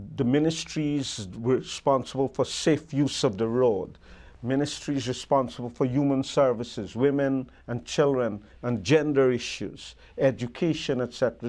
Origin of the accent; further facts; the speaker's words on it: Guyana; when I grew up in Guyana